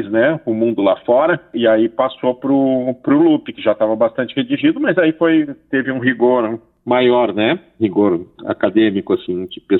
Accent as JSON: {"language": "Portuguese", "town": "Porto Alegre", "region": "Rio Grande do Sul", "country": "Brazil", "said": "eu me interesso uh, e pesquiso sobre a música de Porto Alegre, eu sou de Porto Alegre, né? Há 33 anos."}